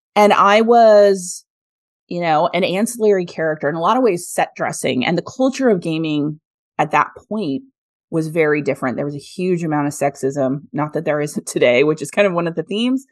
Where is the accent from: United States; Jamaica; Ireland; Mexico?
United States; Kansas; I'm a kid from Kansas